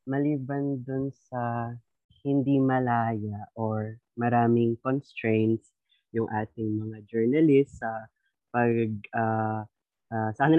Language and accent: Tagalog; Rizal, Calabarzon, Philippines; mula din po ako sa Rizal. Ayan, Calabarzon represent everybody.